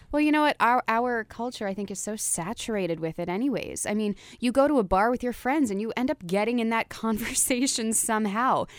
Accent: New Jersey, United States; moved away as an adult; now in New York, United States; I'm from Jersey.

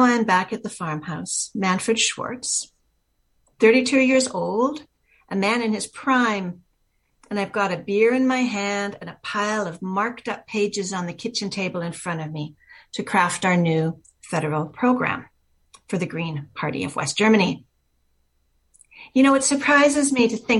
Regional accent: Horseshoe Bay, British Columbia, Canada; I grew up in Horseshoe Bay

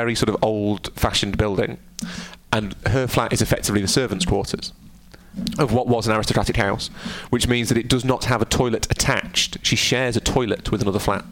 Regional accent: United Kingdom; I am inherently British

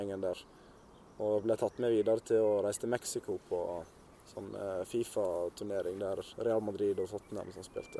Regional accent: Sandane, Vestland, Norway; oppveksten på Sandane den var veldig kjekk

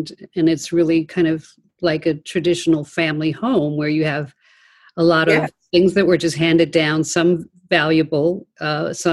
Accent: Shelter Island, New York, United States; growing up on Shelter Island

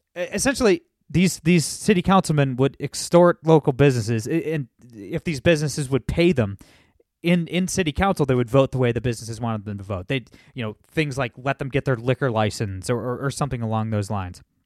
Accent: Toledo, Ohio, United States; my hometown of Toledo, Ohio

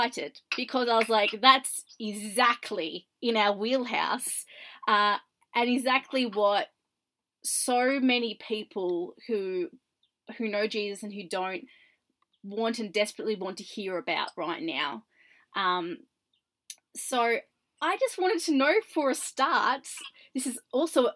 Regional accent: Australia; I'm Australian and I'm currently in Australia

